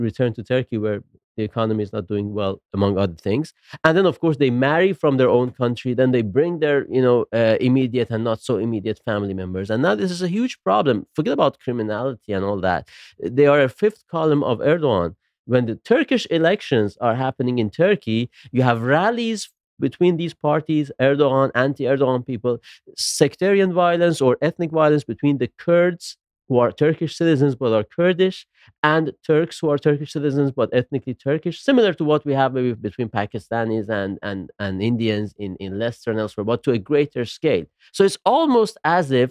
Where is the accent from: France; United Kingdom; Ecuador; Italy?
Italy; Bologna, Emilia-Romagna; moved away; also born or lived in Rome; I wasn't born in Bologna in Italy, I was born in Rome